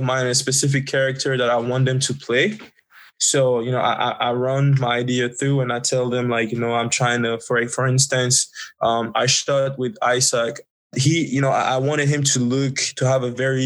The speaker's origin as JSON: {"language": "English", "country": "Côte d’Ivoire", "moved": "yes", "said": "I'm actually originally from the Ivory Coast, Cote d'Ivoire, West Africa."}